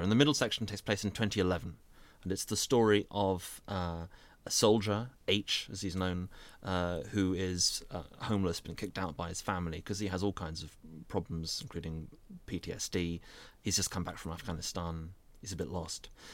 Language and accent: English; North Surrey, South East England, United Kingdom; where I grew up in North Surrey